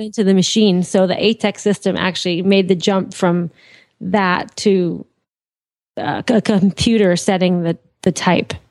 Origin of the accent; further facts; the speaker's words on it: Andover, Massachusetts, United States; also born or lived in Lawrence, Massachusetts; I was born in uh, Andover, Mass. Well, I lived in Andover. I was born in Lawrence General Hospital. Massachusetts